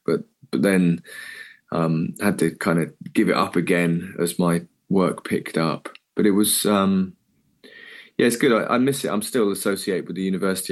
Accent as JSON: {"language": "English", "area": "Cornwall", "region": "South West England", "country": "United Kingdom", "tie": "born or raised there", "also_born_or_lived": "Bournemouth / London", "moved": "as an adult", "said": "I'm just a Cornish kid"}